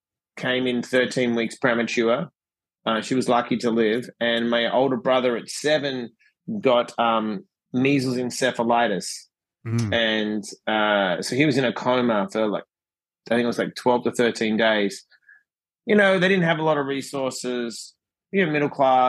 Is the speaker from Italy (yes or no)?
no; Perth, Western Australia, Australia; moved away as an adult; I was born in Perth, Western Australia